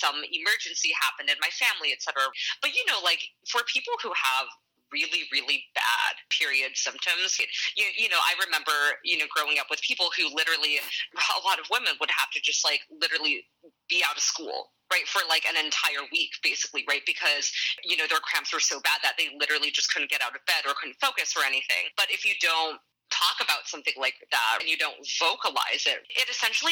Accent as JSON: {"language": "English", "town": "Vancouver", "region": "British Columbia", "country": "Canada", "tie": "born or raised there", "said": "I grew up in Vancouver, actually."}